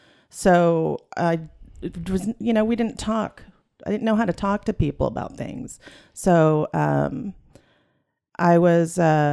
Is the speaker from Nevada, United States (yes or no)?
no; Northern California, United States; Northern California.